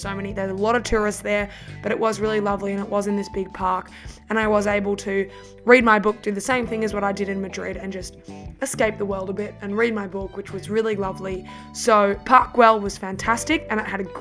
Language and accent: English; Australia; as an Australian